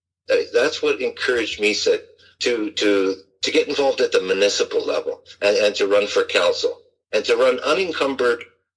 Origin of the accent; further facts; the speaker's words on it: Richmond Hill, Ontario, Canada; also born or lived in Ottawa; So really those 2 years I went to Ottawa were the only time I was away from Richmond Hill.